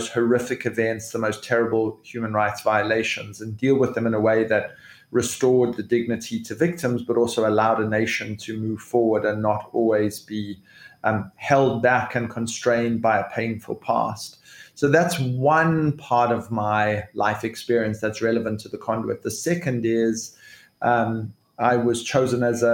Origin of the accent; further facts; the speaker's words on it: South Africa; I am a South African.